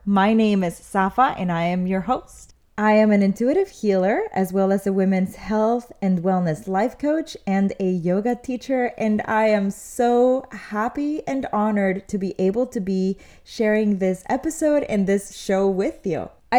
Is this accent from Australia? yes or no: no; Mexico City, Mexico; now in United States; And that's more or less where I was when we had first moved to the United States, because I'm originally from Mexico City. So my family moves over here.